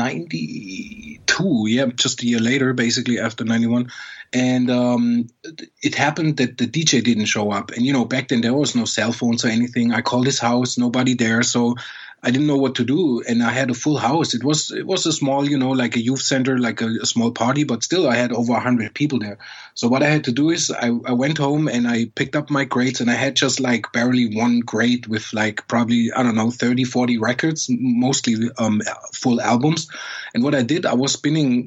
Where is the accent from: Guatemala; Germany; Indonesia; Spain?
Germany; I grew up in Germany where, you know, you far away from New York